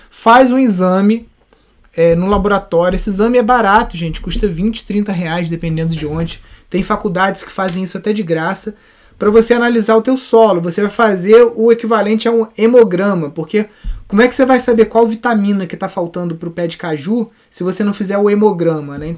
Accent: Natal, Rio Grande do Norte, Brazil; Eu sou de Natal.

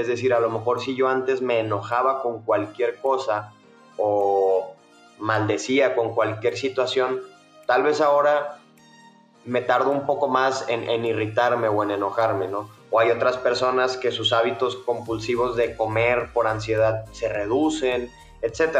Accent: Monterrey, Nuevo León, Mexico; accent: Mexican; moved away as an adult; now in Mexico City, Mexico; yo soy de Monterrey, una ciudad al norte de México, pero desde hace dos años vivo en la Ciudad de México por cuestiones de trabajo

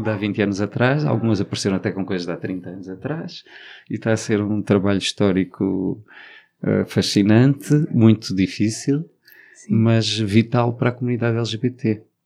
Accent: Alentejo, Portugal; o Alentejo, que é a minha terra

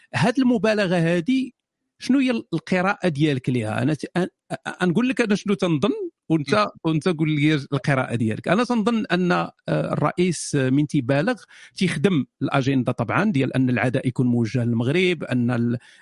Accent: Morocco; انا مغربي

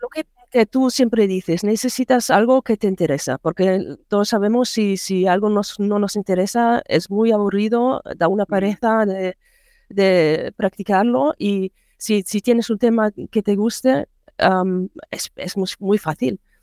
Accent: Germany; Spanish is a second language; also born or lived in Mallorca; yo soy de Alemania, eh, vivo cerca de Bonn

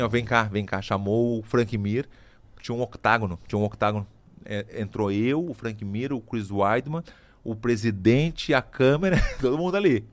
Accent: Brazil; sou brasileiro

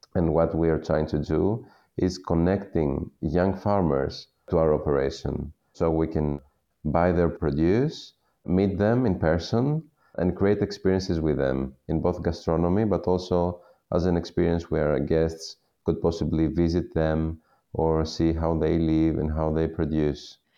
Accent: Western Peloponnese, Western Greece, Greece; I was born and raised in the Western Peloponnese, in the region of the Ximenes

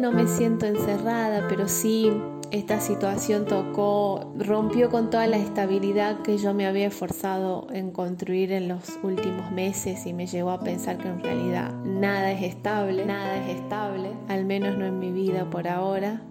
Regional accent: Salta, Argentina; moved away as an adult; now in Goa, India; soy de Salta, Argentina

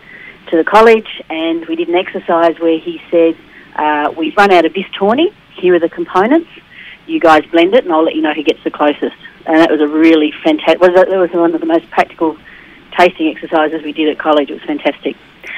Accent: Sydney, New South Wales, Australia; moved away; I grew up in Sydney, in the northern suburbs of Sydney

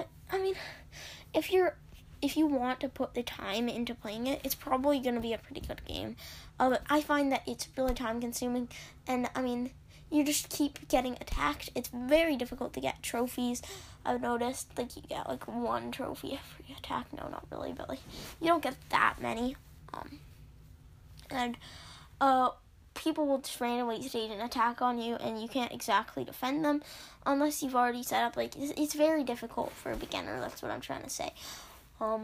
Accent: Canada; I'm Canadian

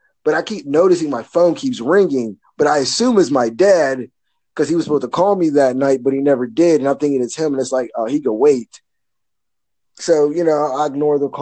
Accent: Pittsburgh, Pennsylvania, United States; I'm from Pittsburgh

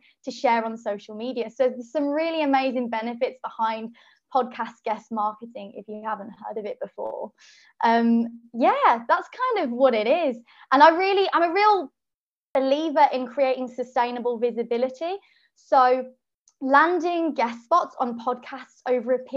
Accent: Birmingham, West Midlands, United Kingdom; now in London, United Kingdom; I'm from Birmingham, but I live in London

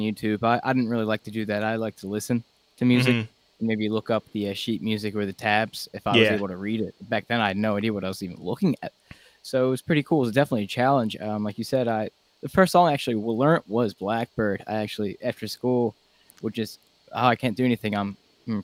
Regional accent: Delco, Pennsylvania, United States; accent: Delco; I'm from Delco

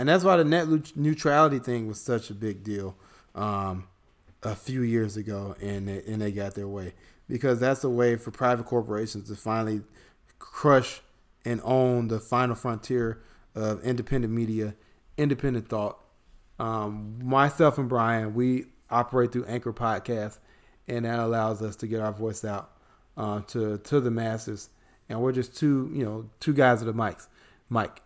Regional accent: Chicago, Illinois, United States; in Chicago, this is my hometown

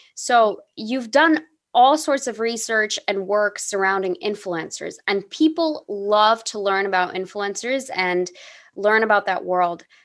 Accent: United States; growing up as an American person

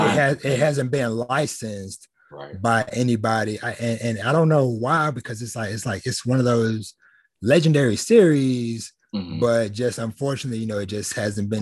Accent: Jasper, Texas, United States; my hometown I grew up in, small country town, Southeast Texas. I'll toss the name out there, Jasper, Texas

